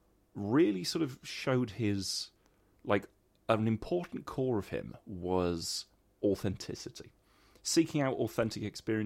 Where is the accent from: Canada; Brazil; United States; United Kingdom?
United Kingdom; Midlands; I grew up in a small former mining village